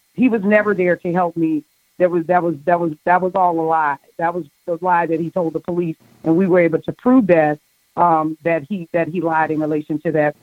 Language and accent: English; New Orleans, Louisiana, United States; I grew up in Holly Grove